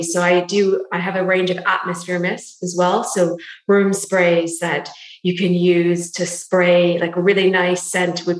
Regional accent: Canada; moved away as an adult; now in London, United Kingdom; I'm Canadian as well as you, but I'm based in London now, been here for 15 years.

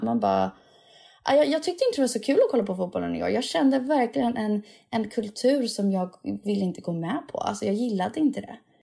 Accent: Sweden; jag är svensk

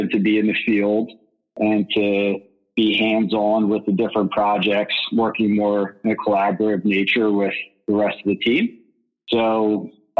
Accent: Philadelphia, Pennsylvania, United States; also born or lived in New York City; now in Philadelphia, United States; I'm from Philadelphia

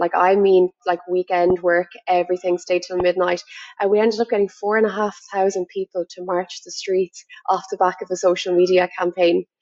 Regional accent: Ireland; I'm from Ireland

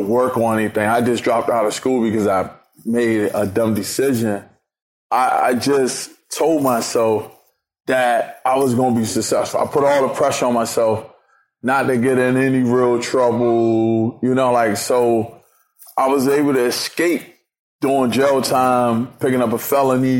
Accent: Washington, District of Columbia, United States; I'm from Washington, D.C.

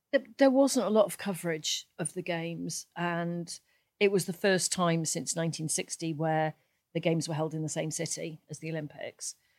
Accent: Cardiff, Wales, United Kingdom; now in Eaglescliffe, United Kingdom; I'm from Cardiff.

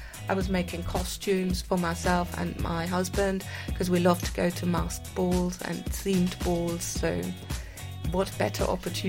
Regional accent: Bad Homburg, Hesse, Germany; now in United Kingdom; I grew up in Germany. Whereabouts? In a small town near Frankfurt. The small town is called Bad Homburg.

